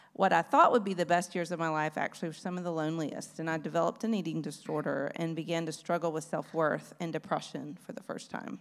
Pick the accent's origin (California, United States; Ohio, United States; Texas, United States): Texas, United States; Beaumont; I was born, um, very far from Austria in Beaumont, Texas in nineteen seventy. I grew up in but I grew up in East Texas